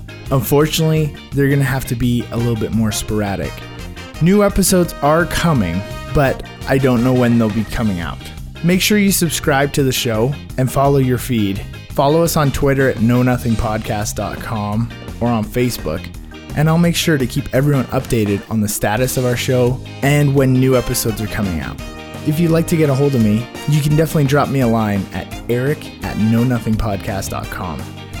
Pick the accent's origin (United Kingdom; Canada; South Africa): Canada; We also chat about being Canadian, our love of football, and why Thor is shirtless in every Marvel movie.